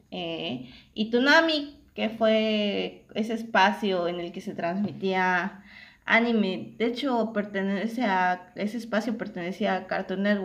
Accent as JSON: {"language": "Spanish", "region": "Yucatán", "country": "Mexico", "also_born_or_lived": "Ciudad del Carmen, Campeche", "said": "nosotros somos aquí de, de Yucatán. Eh, yo, no, yo no vivía aquí en Yucatán, yo vivía en, en Ciudad del Carmen, Campeche. Imagínense, estaba yo en otro estado."}